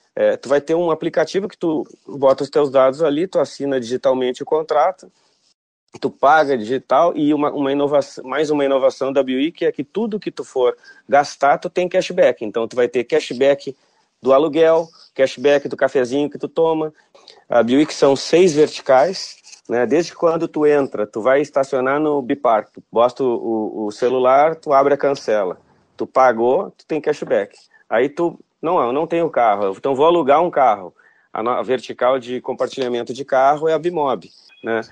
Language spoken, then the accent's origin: Portuguese; Porto Alegre, Rio Grande do Sul, Brazil; nasci em Porto Alegre né, me formei em engenharia na, na, na, Universidade Federal